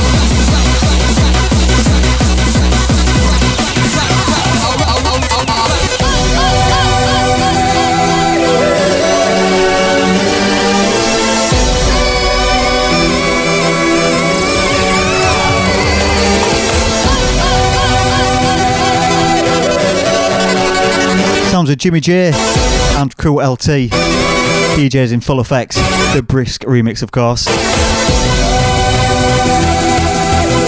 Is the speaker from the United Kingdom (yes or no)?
yes; Long Riston, Yorkshire and the Humber, United Kingdom; I'm from Longriston, which is a little village